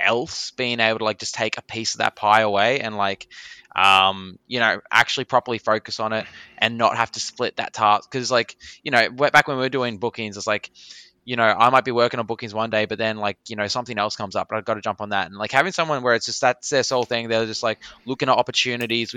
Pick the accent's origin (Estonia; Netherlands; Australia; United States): Australia; being Australian